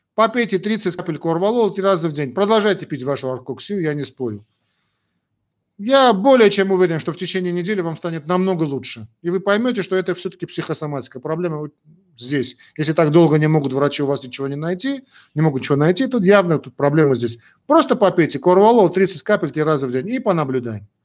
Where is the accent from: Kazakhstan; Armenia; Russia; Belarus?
Armenia; Мы часть армяне